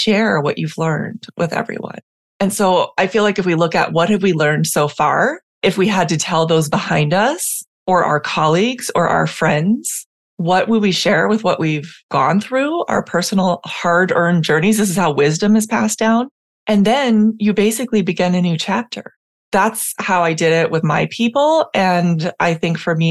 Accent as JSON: {"language": "English", "town": "San Diego", "region": "California", "country": "United States", "also_born_or_lived": "Puerto Rico", "said": "I am from San Diego historically, where I spent my academic career, and now I'm spending much of my time in Puerto Rico"}